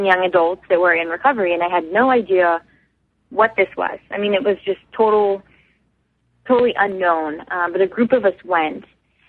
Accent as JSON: {"language": "English", "town": "Houston", "region": "Texas", "country": "United States", "said": "I'm from Houston, and we have sober high schools there"}